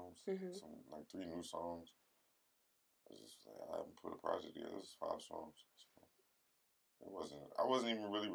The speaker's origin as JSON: {"language": "English", "town": "Roselle", "region": "New Jersey", "country": "United States", "tie": "born or raised there", "said": "I'm from Jersey, so I grew up with that sound"}